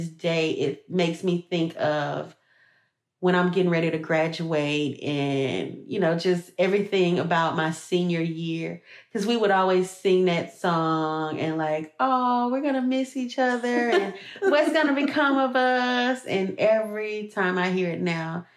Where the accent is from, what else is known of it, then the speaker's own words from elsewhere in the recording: Louisiana, United States; I'm from Louisiana, so we have a different, like, kind of like a different sound